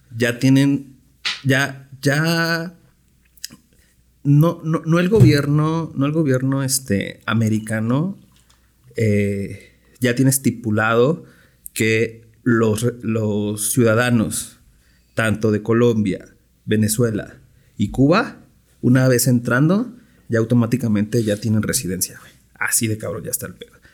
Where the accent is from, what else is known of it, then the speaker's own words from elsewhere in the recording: Mexico; Soy mexa